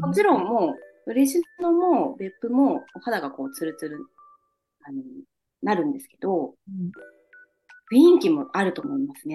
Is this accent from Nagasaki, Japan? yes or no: yes; Nagasaki, Japan; 地元が長崎県なので